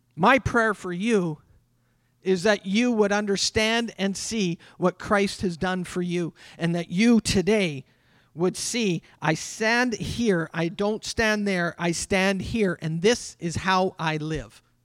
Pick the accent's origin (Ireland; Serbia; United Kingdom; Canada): Canada; I'm a Canadian